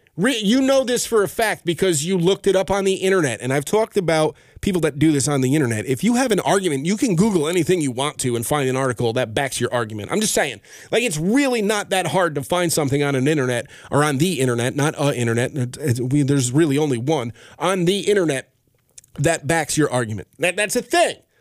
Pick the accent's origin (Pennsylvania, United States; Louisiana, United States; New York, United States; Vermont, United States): New York, United States; Albany; I am from Albany, New York